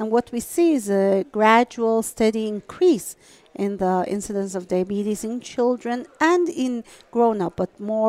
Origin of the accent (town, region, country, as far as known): Iran; moved away as an adult